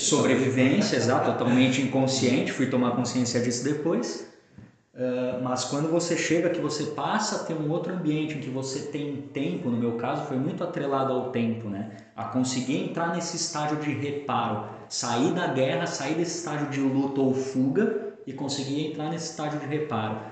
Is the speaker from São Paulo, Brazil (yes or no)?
yes; São Paulo, Brazil; moved away as an adult; now in Balneário Camboriú, Brazil; eu sou natural de São Paulo, então vivi na capital praticamente a minha grande parte da minha vida ali até os 20 quatro anos, 25 anos antes de me mudar para Balneário Camboriú